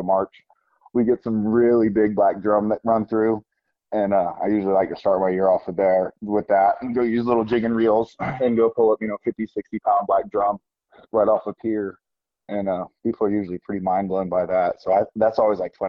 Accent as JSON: {"language": "English", "town": "Beaufort", "region": "South Carolina", "country": "United States", "tie": "born or raised there", "said": "I grew up here in Beaufort, South Carolina, on we're Sea Island"}